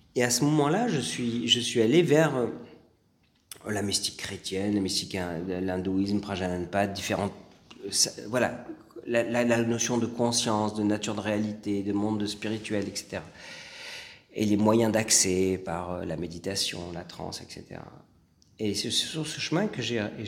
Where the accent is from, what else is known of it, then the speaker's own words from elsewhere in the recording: France; j'ai grandi en France